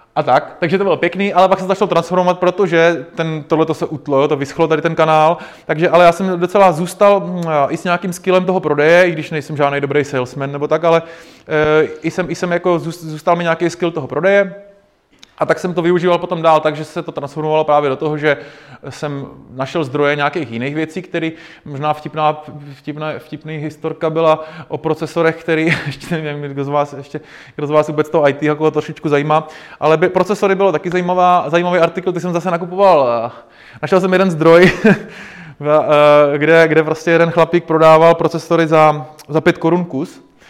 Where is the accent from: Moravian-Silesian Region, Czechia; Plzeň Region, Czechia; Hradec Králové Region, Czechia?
Hradec Králové Region, Czechia; Náchod; já jsem z Náchoda